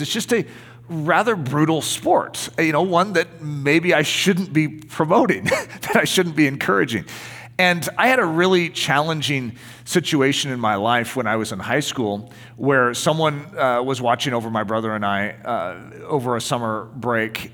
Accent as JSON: {"language": "English", "country": "United States", "said": "being an American"}